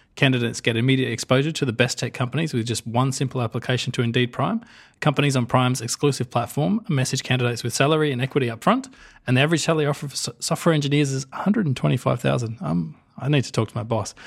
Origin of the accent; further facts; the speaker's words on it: Australia; us Australians